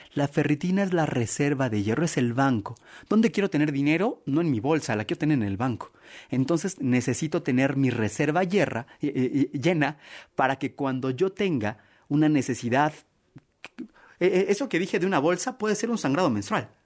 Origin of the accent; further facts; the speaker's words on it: Mexico; como buen mexicano